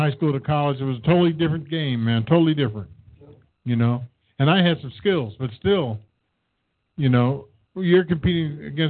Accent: Westchester, New York, United States; It was totally different in 35 miles from going to where I grew up in Westchester to go play basketball in the city.

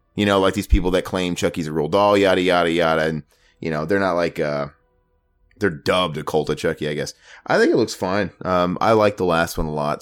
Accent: Omaha, Nebraska, United States; Omaha, Nebraska, my hometown

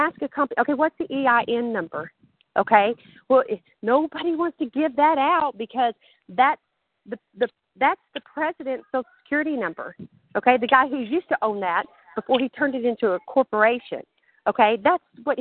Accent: Texas, United States; accent: southern; I'm from Texas

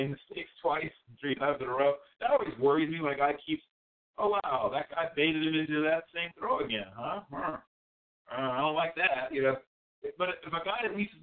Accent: Virginia, United States; I grew up in Virginia

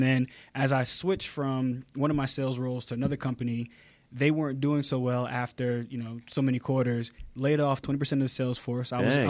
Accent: Connecticut, United States; moved away as an adult; also born or lived in North Carolina; now in Atlanta, United States; So I have found my home in the South. I absolutely love it. But actually, I grew up in Connecticut.

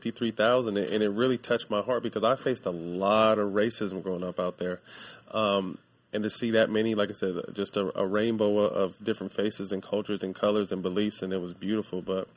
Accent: Sacramento, California, United States; Shit, I'm from Sacramento. That's not too much better. Yeah, Sacco.

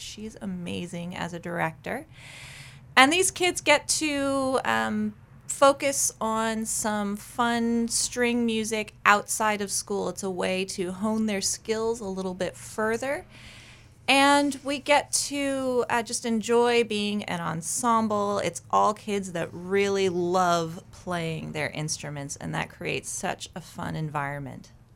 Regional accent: Rhode Island, United States; moved away as an adult; now in Maine, United States; I grew up in Rhode Island

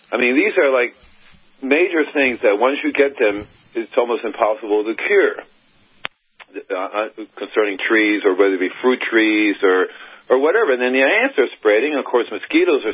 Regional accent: Miami, Florida, United States; moved away as an adult; also born or lived in Gainesville, Florida / California; I'm originally from Miami, Florida

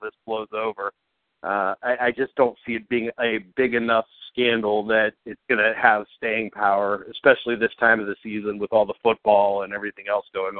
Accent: Youngstown, Ohio, United States; now in Columbus, United States; from Youngstown to C-Bus

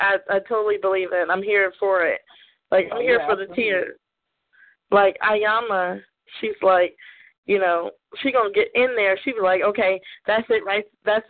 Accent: the South, United States; Socks off. Socks off. You can tell I'm from the South originally.

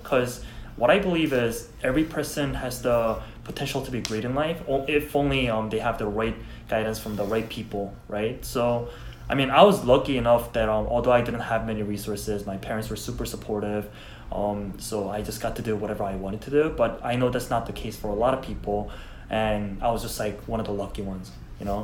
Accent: South Korea; English is a second language; now in United States; I'm from Korea

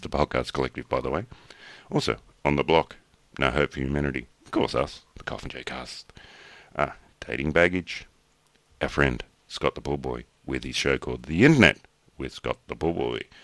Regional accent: Australia; I'm Australian

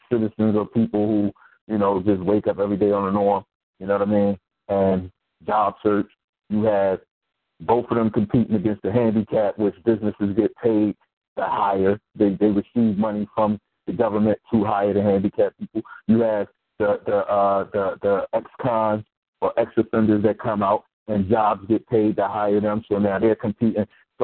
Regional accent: Philadelphia, Pennsylvania, United States; I was raised in North Philly. Born and raised.

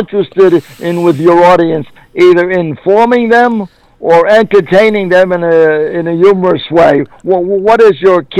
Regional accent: New York City, New York, United States; growing up in New York City, I remember when I was 8 or 9, 10 years old, I used to listen to CBS radio religiously

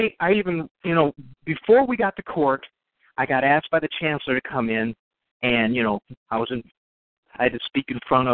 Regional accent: Chicago, Illinois, United States; moved away; also born or lived in Wisconsin; I'm from Chicago

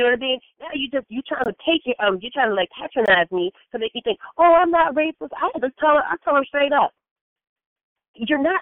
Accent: United States; as American blacks, because that's what I am. I consider myself an American black

